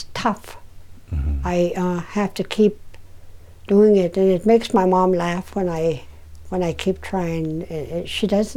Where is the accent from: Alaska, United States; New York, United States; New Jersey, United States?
Alaska, United States; Koyukuk; I was born and raised in Koyukon.